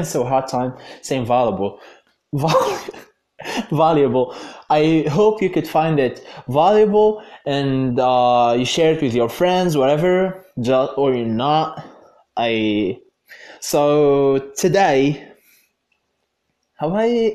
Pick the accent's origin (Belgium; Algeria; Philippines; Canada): Algeria; in Algeria, my home country